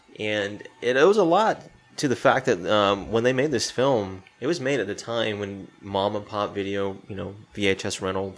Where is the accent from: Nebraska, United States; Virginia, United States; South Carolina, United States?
South Carolina, United States; Spartanburg; my hometown in Spartanburg